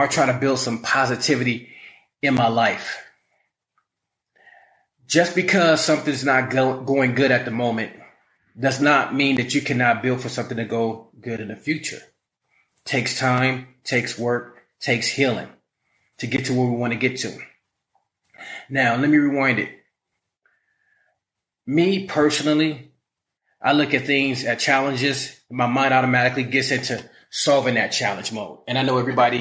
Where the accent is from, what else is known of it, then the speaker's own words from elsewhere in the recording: Los Angeles, California, United States; I'm from South Central